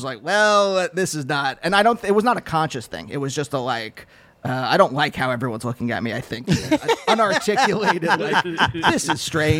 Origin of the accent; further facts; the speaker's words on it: Reading, Pennsylvania, United States; I'm from Reading.